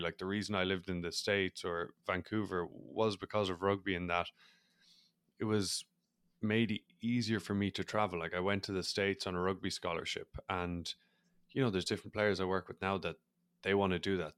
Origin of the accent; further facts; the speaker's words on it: Ireland; accent: Irish; as people probably are able to pick up on my accent, I'm Irish. So, growing up in Ireland, rugby was big